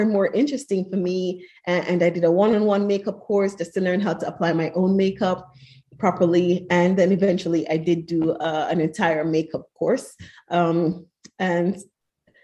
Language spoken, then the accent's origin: English; Jamaica; moved away as an adult; now in Sweden; I come from the Caribbean. I'm Jamaican